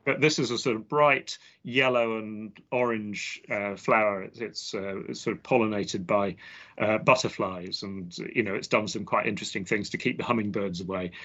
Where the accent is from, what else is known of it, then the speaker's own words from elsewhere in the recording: London, United Kingdom; accent: English; I grew up in southwest London in, in England, uh, near a place called the Royal Botanic Gardens, Kew